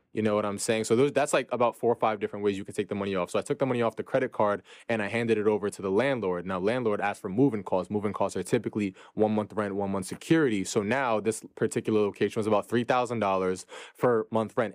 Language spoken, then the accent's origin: English; New York City, New York, United States; born and raised in Brooklyn, New York.